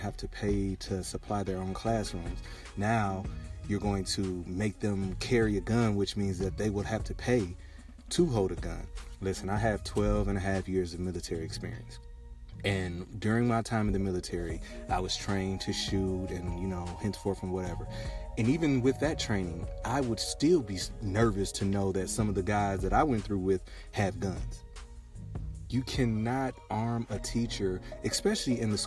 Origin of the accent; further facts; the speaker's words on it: Detroit, Michigan, United States; moved away; also born or lived in Florida; I come from Detroit